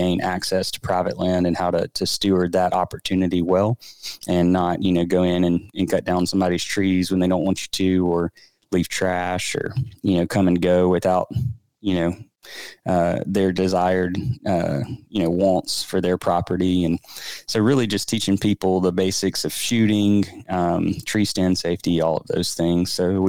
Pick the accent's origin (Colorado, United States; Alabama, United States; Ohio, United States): Alabama, United States; Birmingham; So I am married to my wife. We grew up together here in the Birmingham area.